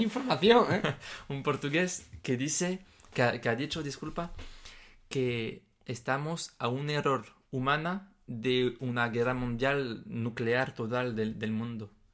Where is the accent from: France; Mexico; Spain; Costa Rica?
France; Spanish is a second language; moved away; en mi país, por ejemplo, en Francia